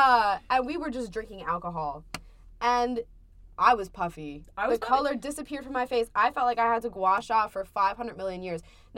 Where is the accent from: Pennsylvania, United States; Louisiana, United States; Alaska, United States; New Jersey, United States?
New Jersey, United States; moved away as an adult; now in Amherst, United States; I'm from New Jersey, Mira.